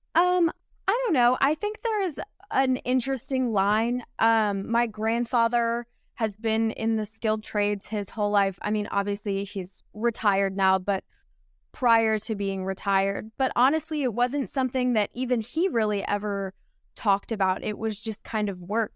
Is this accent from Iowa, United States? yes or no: no; Pennsylvania, United States; me growing up in Pennsylvania